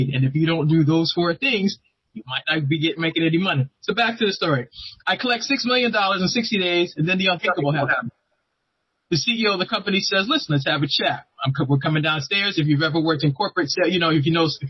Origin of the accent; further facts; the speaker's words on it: Boston, Massachusetts, United States; now in Maryland, United States; I'm originally from Boston. I live in the great state of Maryland